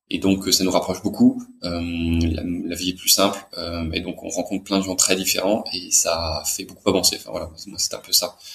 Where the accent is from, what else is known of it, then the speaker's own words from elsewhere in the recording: Brest, Brittany, France; born there; also born or lived in Brussels / Paris; je suis né en France, à Brest, mais j'ai vécu que quelques mois là-bas. J'ai pas mal déménagé, plutôt dans des villes françaises, et, j'ai vécu en, à Bruxelles. J'ai fait des études d'ingénieur à Paris.